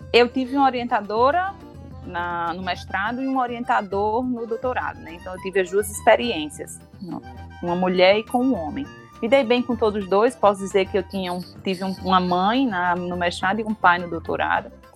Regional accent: Rio Grande do Norte, Brazil; also born or lived in Minas Gerais; Passei no concurso e vim, pra, voltei para minha terra

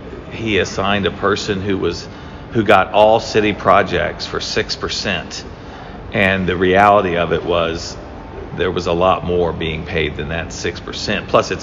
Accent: Columbus, Mississippi, United States; now in St. Petersburg, United States; Columbus, Mississippi, in my hometown

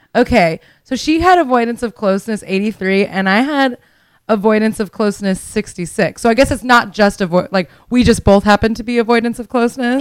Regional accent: Miami, Florida, United States; moved away; I'm from Miami originally.

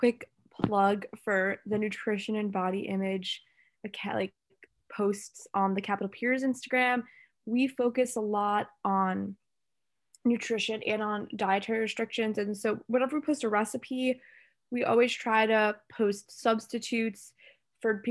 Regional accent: New Jersey, United States; moved away as an adult; now in Washington, D.C., United States; because I'm also from New Jersey

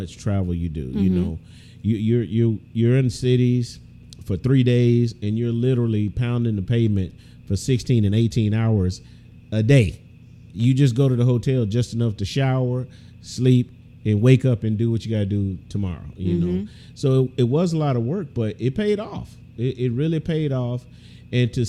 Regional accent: Texas, United States; born or raised there; moved away

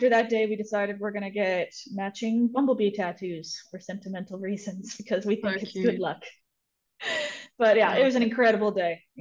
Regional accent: United States; moved away as an adult; also born or lived in Pennsylvania / New York; now in New Zealand; I grew up in Pennsylvania and New York State, which are landlocked states, in kind of like farmland areas

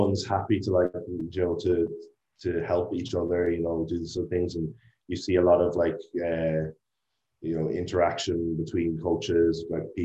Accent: Ireland; moved away as an adult; I'm from Ireland

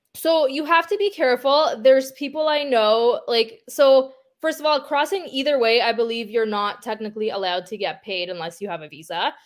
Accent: Ukraine; now in Toronto, Canada; I'm from Ukraine

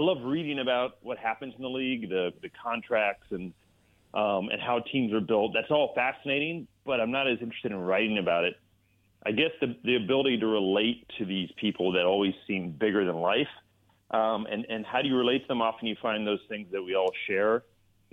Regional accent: Bay Area, California, United States; I grew up in the Bay Area

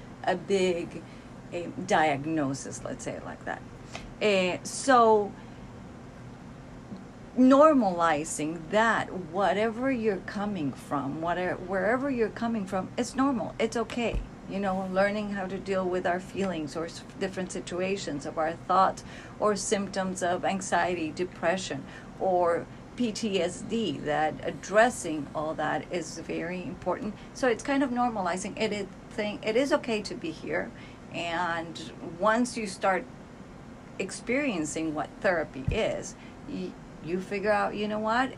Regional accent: Cali, Valle del Cauca, Colombia; moved away as an adult; now in United States; Cali, Colombia, that's where I've lived most of my life

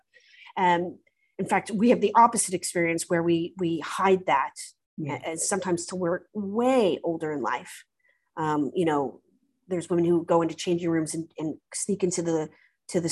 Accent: United States; now in United Kingdom; as an American

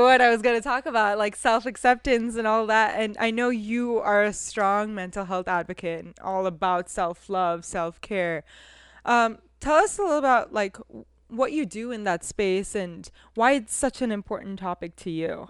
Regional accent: California, United States; also born or lived in India; I'm from Cali

